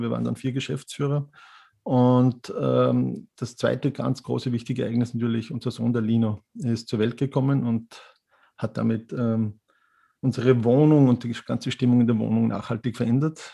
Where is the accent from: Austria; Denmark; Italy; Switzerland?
Austria; Mürz Valley, Styria; moved away as an adult; now in Vienna, Austria; Ich bin äh, gebürtiger Steirer, also Mürztaler und mich hat es 1996 wegen des Veterinärmedizinstudiums nach Wien verschlagen